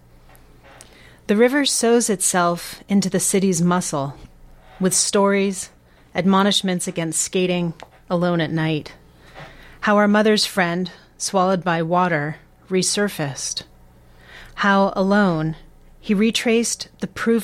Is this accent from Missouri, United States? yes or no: no; Boston, Massachusetts, United States; growing up in Boston